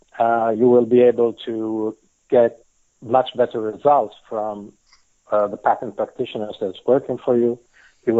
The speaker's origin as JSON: {"language": "English", "country": "Italy", "tie": "born or raised there", "first_language": "Italian", "second_language": "English", "moved": "yes", "lives_now": "Israel", "said": "I was born and raised in Italy"}